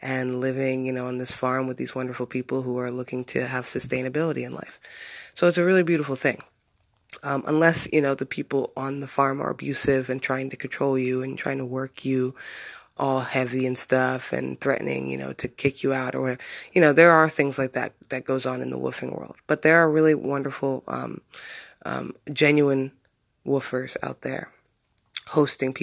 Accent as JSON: {"language": "English", "town": "Bloomsburg", "region": "Pennsylvania", "country": "United States", "tie": "born or raised there", "moved": "as an adult", "said": "my hometown where I've lived for 25 years of my life, practically, where I grew up"}